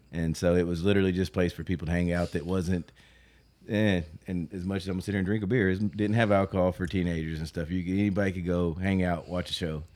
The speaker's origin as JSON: {"language": "English", "town": "North Little Rock", "region": "Arkansas", "country": "United States", "said": "I'm from North Little Rock."}